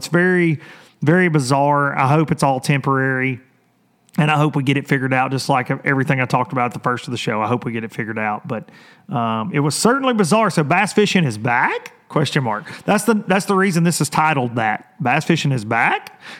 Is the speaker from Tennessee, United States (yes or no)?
yes; Lawrenceburg, Tennessee, United States; from my hometown here, Lawrenceburg, Tennessee